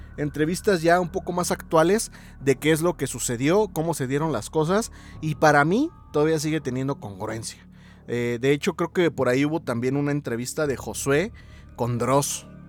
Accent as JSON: {"language": "Spanish", "region": "Mexico City", "country": "Mexico", "said": "yo soy de la CDMX"}